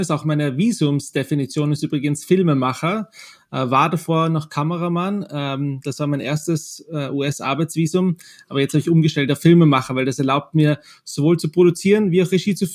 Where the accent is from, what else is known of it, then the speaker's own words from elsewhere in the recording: Austria; hey, ich komme aus Österreich, wir haben einen Genozid begangen, wir waren auf der, auf der Täterseite